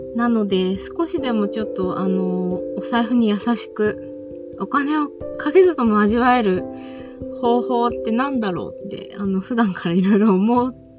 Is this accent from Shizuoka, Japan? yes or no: yes; Izunokuni, Shizuoka, Japan; moved away as an adult; now in Tokyo, Japan; 静岡県のそう伊豆地方伊豆の国市という地域に生まれ育ちました高校卒業とともに都内に上京し